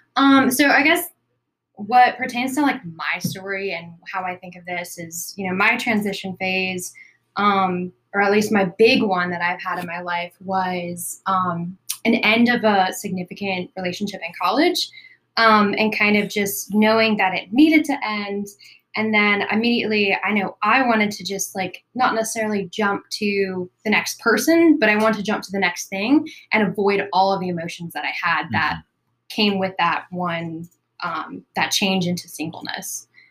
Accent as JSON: {"language": "English", "town": "Florence", "region": "South Carolina", "country": "United States", "said": "I'm originally from South Carolina, little town near Myrtle Beach, um, it's Florence."}